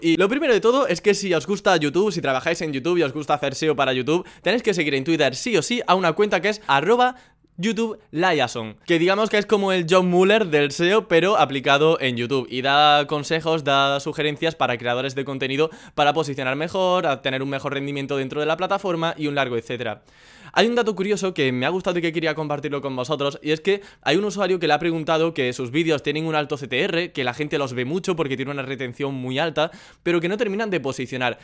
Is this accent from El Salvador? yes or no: no; Andalusia, Spain; los vagos somos los andaluces